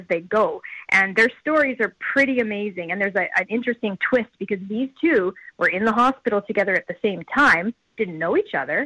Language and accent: English; Saskatchewan, Canada; I'm born and raised in Saskatchewan and our production company is based here